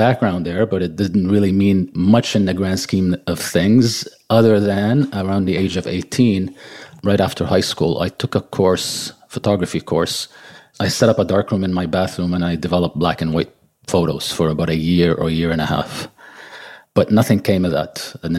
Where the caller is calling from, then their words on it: Montreal, Quebec, Canada; also born or lived in Lebanon; I was actually born in Lebanon, of all places, but I've lived here most of my life.